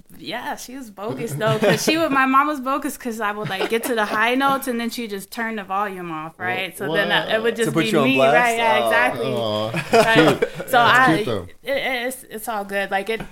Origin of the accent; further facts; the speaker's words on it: Midwest, United States; also born or lived in Chicago; I was raised in the Midwest and the birthplace of funk. And also spent a lot of time in Chicago, Illinois, back and forth. I grew up in the 80s.